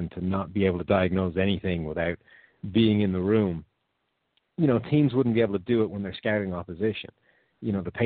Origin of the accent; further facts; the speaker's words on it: Ireland; I'm from Ireland, which is a little bit different, close to the UK